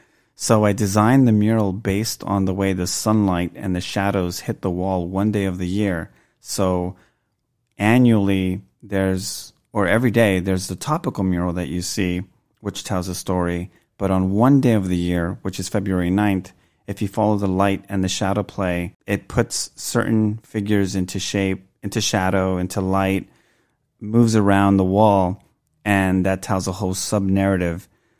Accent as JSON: {"language": "English", "town": "Los Angeles", "region": "California", "country": "United States", "tie": "born or raised there", "said": "I was surrounded by that a lot when I grew up in Boyle Heights."}